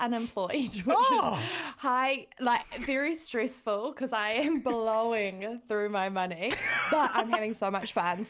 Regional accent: London, United Kingdom; accent: London; moved away; This is my London accent.

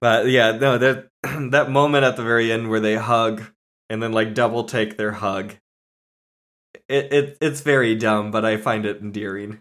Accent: San Diego, California, United States; I grew up in, like, through my childhood in San Diego

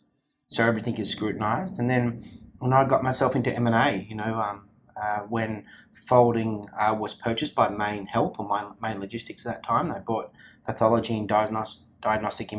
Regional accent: Sydney, New South Wales, Australia; now in Melbourne, Australia; I was born in Sydney, and where I grew up, I was really lucky. My parents' house was on just before a national park

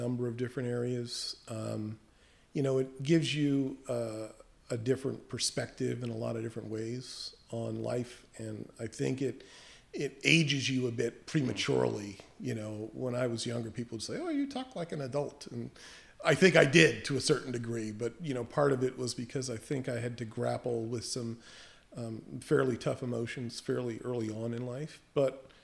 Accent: Henrico County, Virginia, United States; also born or lived in Piscataway, New Jersey / New York; now in New Jersey, United States; I grew up in Henrico County

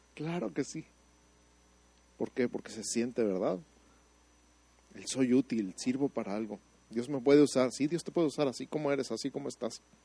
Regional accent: Mexico City, Mexico; now in Santa Fe, United States

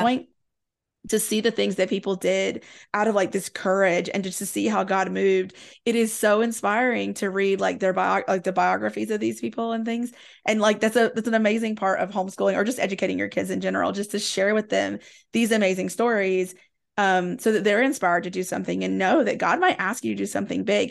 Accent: Southwest Virginia, East Tennessee, United States; I grew up in East Tennessee, Southwest Virginia

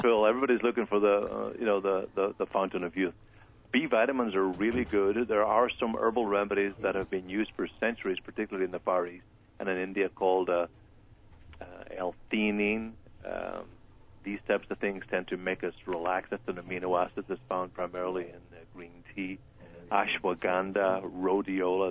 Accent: Ireland; now in Ventura County, United States; kids growing up in Ireland

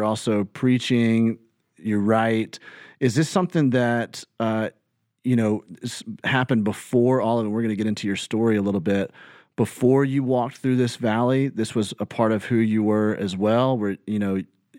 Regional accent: Birmingham, Alabama, United States; No, I grew up in Birmingham and went and graduated from Tuscaloosa County High School. We moved to Tuscaloosa right before my senior year of high school.

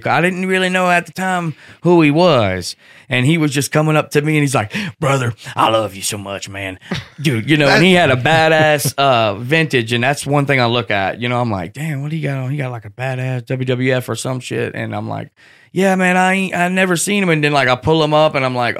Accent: Hammond, Louisiana, United States; I'm from Louisiana.

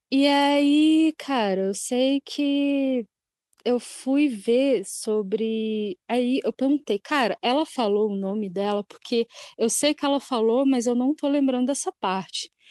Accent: Ansan, Gyeonggi Province, South Korea; E eu sou de Ansan também.

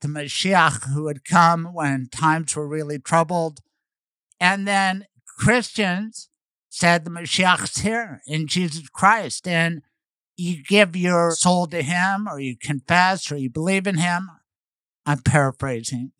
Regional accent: Denver, Colorado, United States; I served 16 years as a prosecutor in Denver, Colorado, and I loved it. My hometown

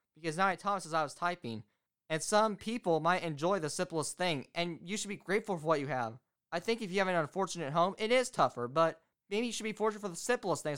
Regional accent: Indiana, United States; also born or lived in Florida; I'm from Indiana

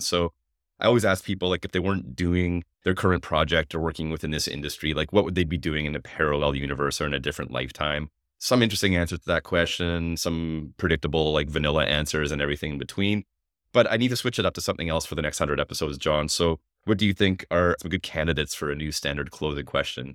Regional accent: Canada; being Canadian

